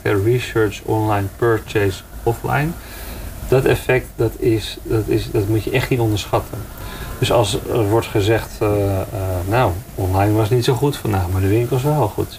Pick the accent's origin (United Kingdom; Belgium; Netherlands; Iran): Netherlands; wij als Nederlanders